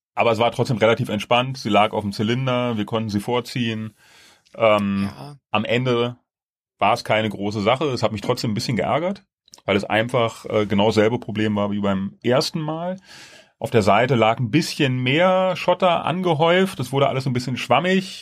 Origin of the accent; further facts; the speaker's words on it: Germany; wir so als Deutsche